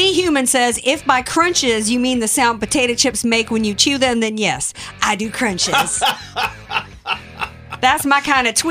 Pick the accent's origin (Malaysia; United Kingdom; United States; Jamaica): United States; the South; now in California, United States; I come from the South, you know. My grandma was a maid, so you know, and she was from American Indian descent.